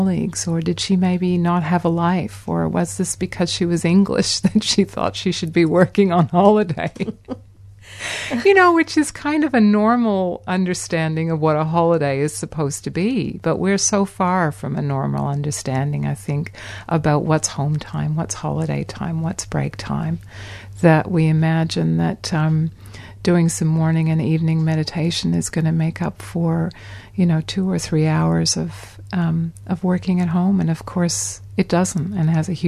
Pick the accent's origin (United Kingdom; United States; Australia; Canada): Canada; moved away; in my home country of Canada.